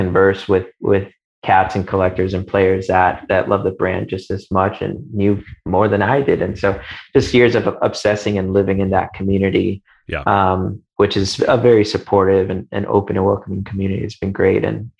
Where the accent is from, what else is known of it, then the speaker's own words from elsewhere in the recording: Chicago, Illinois, United States; I grew up in Chicago.